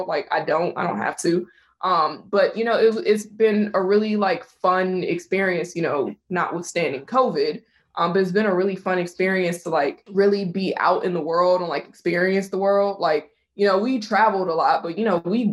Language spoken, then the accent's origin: English; Virginia, United States; I grew up in Virginia